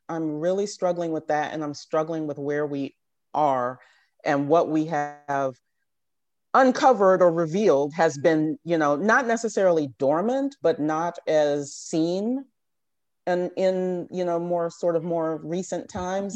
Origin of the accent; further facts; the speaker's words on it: Richmond, Virginia, United States; moved away as an adult; also born or lived in Philadelphia; now in Washington, D.C., United States; I was from Richmond at the time, went back home to Richmond